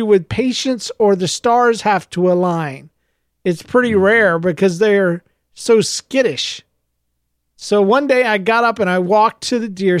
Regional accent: United States; also born or lived in Florida; I was raised in Georgia, Florida area

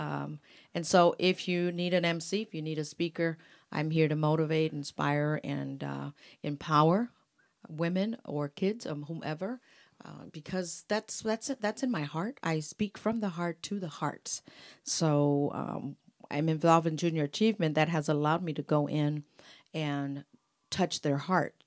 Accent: Mexico; moved away; that's my culture, that's my music, I'm from Mexico

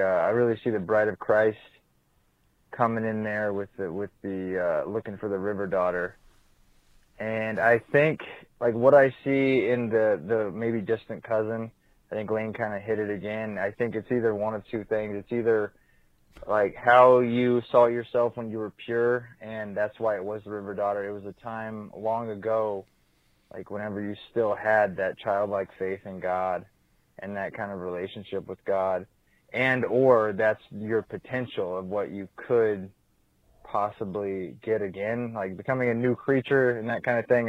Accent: Champaign, Illinois, United States; I'm actually from Champaign, Illinois

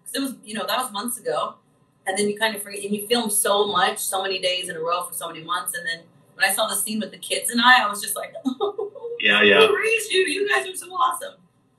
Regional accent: Midwest, United States; growing up in the Midwest and just being like that nurturing child and caring for little ones from a very young age

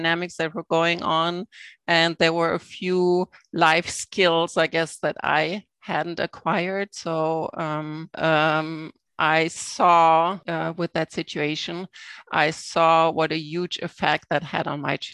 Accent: Germany; now in Canada; I grew up in Germany in a small town

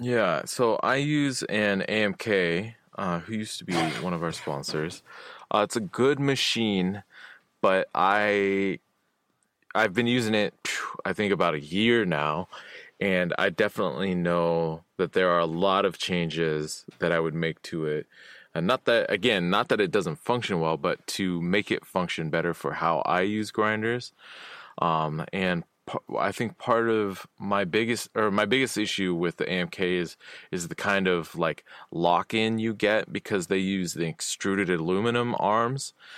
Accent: Olympia, Washington, United States; my hometown in Olympia

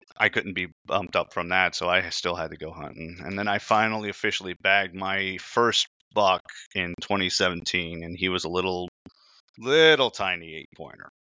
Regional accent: Indiana, United States; I was born in Indiana

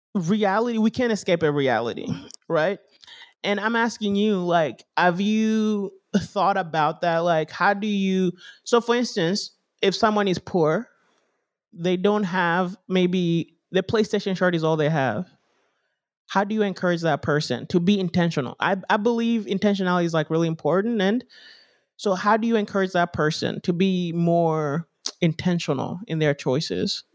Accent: Kenya; now in United States; growing up in Africa, like, at least in Kenya when we're there

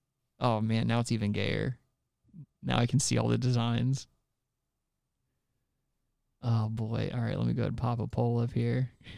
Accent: United States; another thing that sucks about being an American

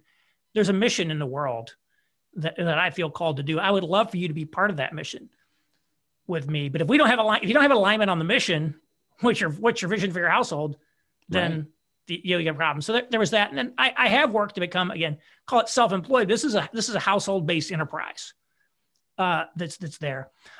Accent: Indiana, United States; So my wife and I are both from Indiana originally.

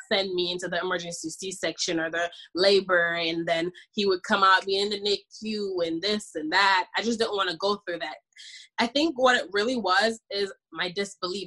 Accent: Jamaica; I'm Jamaican by the way. I'm from the islands.

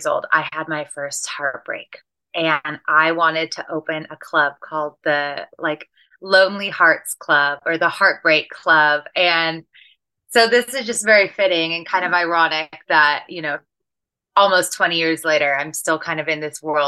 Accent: Seattle, Washington, United States; moved away as an adult; I ended up leaving Seattle, where I'm from

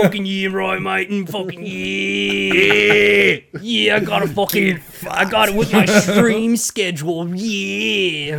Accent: United States; They're Australian and I'm American.

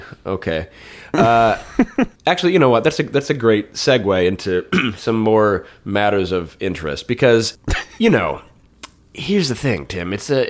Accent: United States; as an American, as a sophisticated and urbane and sort of knowing American.

